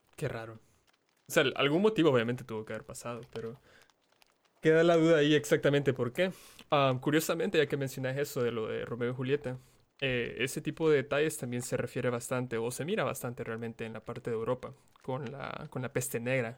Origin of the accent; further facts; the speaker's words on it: El Salvador; Yo soy salvadoreño